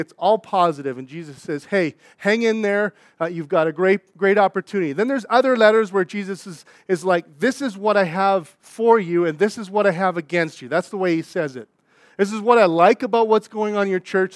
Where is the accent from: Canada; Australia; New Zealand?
Canada; Saskatchewan; moved away; I'm from Saskatchewan